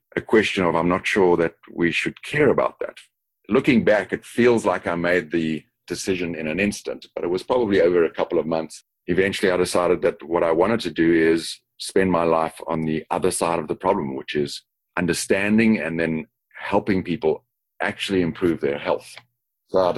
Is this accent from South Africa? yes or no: yes; Johannesburg, Gauteng, South Africa; moved away as an adult; also born or lived in Dallas, United States / Singapore / Sydney, Australia; now in Chicago, United States; Born in Johannesburg, South Africa. Have moved around the world a fair amount, but still keep what I often call my Texas accent because it comes from the South.